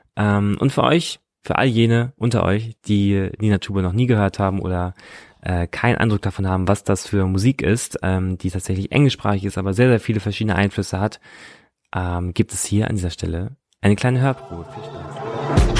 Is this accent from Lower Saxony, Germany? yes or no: yes; Munster, Lower Saxony, Germany; neben Soltau ist der Ort Munster, da bin ich aufgewachsen